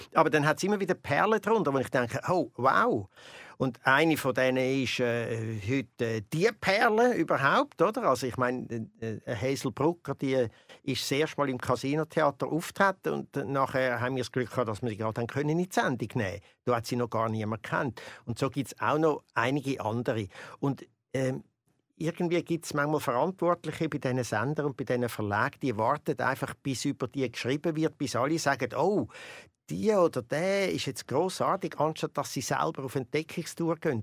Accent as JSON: {"language": "German", "town": "Winterthur", "region": "Zurich", "country": "Switzerland", "said": "Ich komme ja aus Oberwinterthur"}